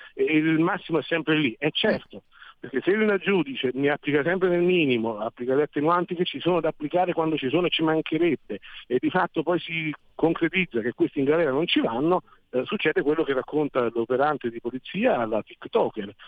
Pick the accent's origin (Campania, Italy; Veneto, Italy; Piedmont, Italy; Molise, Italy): Campania, Italy; Naples; now in Milan, Italy; io vengo da Napoli